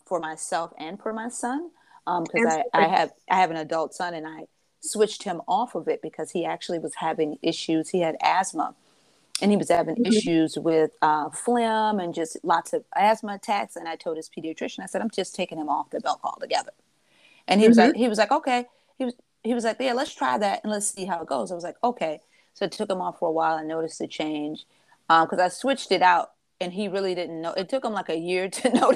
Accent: Michigan, United States; moved away; I know my hometown, you know, I'm from Michigan

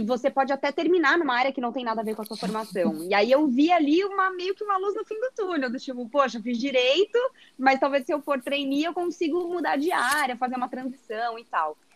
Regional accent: São José dos Campos, São Paulo, Brazil; moved away as an adult; eu nasci aqui em São Paulo também, mas eu morei a minha vida toda no interior, em São José dos Campos

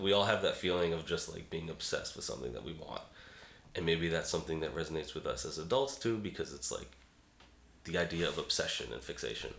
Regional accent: Boston, Massachusetts, United States; moved away as an adult; also born or lived in Brooklyn, New York; I'm from Boston originally. Uh, lived in Brooklyn, New York, off and on for a little while in my 20s and 30s.

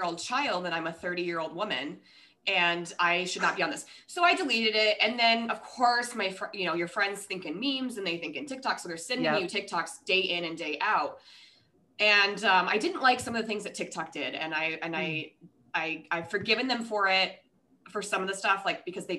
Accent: Rochester, Minnesota, United States; now in Hawaii, United States; I'm actually originally from Minnesota. So we lived, but like Rochester.

